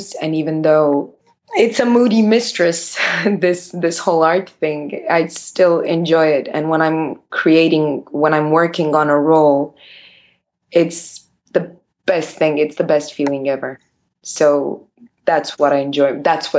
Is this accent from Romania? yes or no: yes; Bucharest, Romania; I was born in Bucharest and raised in Bucharest, where I live right now